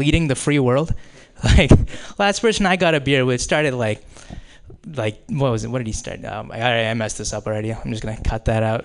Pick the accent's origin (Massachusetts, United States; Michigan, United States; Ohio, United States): Massachusetts, United States; Boston; I am from the Boston area originally